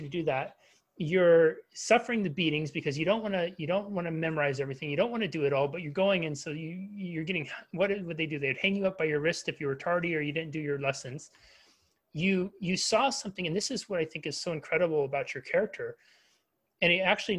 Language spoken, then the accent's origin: English; United States; as an American